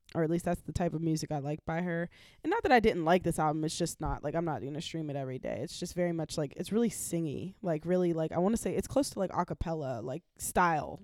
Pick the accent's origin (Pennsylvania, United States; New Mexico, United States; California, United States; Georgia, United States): Pennsylvania, United States; Pittsburgh; accent: Yinzer; I speak like I'm from Pittsburgh.